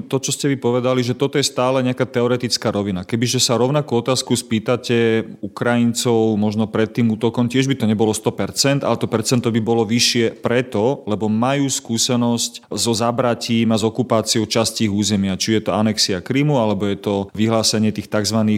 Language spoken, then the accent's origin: Slovak; Slovakia; u nás na Slovensku